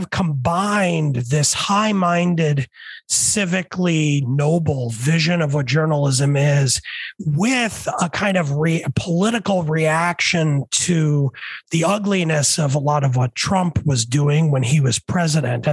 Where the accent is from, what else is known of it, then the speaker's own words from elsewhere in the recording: New York City, New York, United States; moved away; I grew up in the 70s and 80s. And back then, I grew up at first in New York City